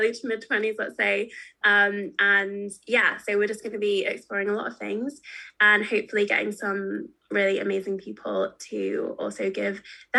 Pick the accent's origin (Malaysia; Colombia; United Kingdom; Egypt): United Kingdom; as British Christians ourselves